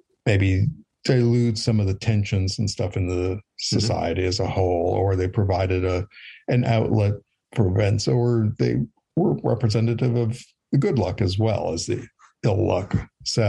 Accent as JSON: {"language": "English", "region": "Western Wisconsin", "country": "United States", "tie": "born or raised there", "said": "I grew up in Western Wisconsin, which is also part of cheese country as well."}